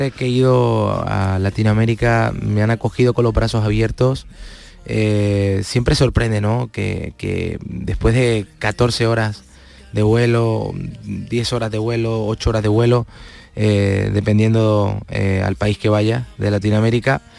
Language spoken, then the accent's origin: Spanish; Palma del Río, Andalusia, Spain; No voy por mi pueblo todo lo que me gustaría, pero siempre está dentro, está dentro mío. Yo soy mi pueblo. Mm. yo soy Palma de Río.